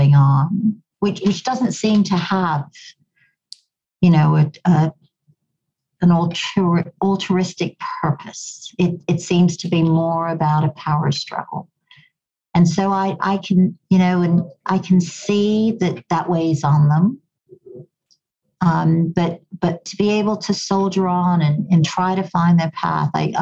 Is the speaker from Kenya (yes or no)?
yes; Kenya; accent: a bit of an English accent; also born or lived in Goa, India; now in Canada; I grew up in Kenya, I have a bit of an English accent because it used to be a British colony. And of course, I now live in Canada